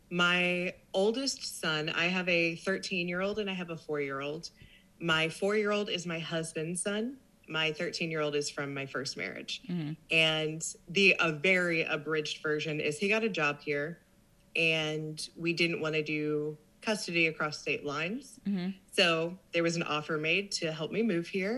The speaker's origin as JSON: {"language": "English", "area": "south of Kansas City", "region": "Missouri", "country": "United States", "tie": "born or raised there", "moved": "as an adult", "lives_now": "Corpus Christi, United States", "said": "I was born and raised south of Kansas City."}